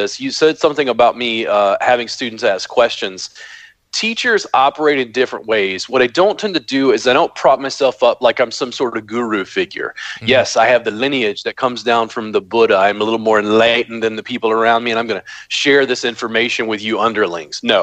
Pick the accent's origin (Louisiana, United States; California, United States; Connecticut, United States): Louisiana, United States; Baton Rouge; I grew up in Baton Rouge, Louisiana